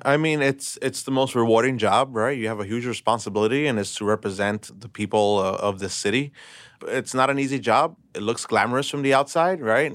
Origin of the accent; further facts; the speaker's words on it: New York City, New York, United States; I was born and raised in Brooklyn.